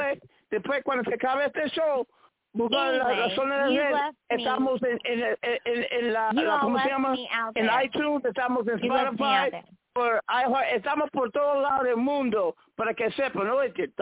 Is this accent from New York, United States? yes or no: no; Seattle, Washington, United States; And a dude from the Midwest and me came out straight from the East Coast, even though I'm from Seattle.